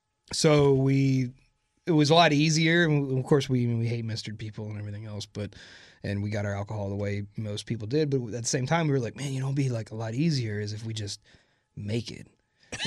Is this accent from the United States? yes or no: yes; Houston, Texas, United States; we grew up in the Houston area. What part? Kingwood.